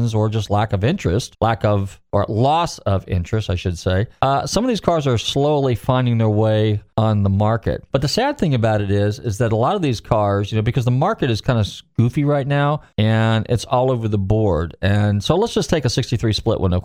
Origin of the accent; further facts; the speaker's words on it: California, United States; now in Pinellas County, Florida, United States; I grew up in California, so I was there when all that stuff was going on in the 70s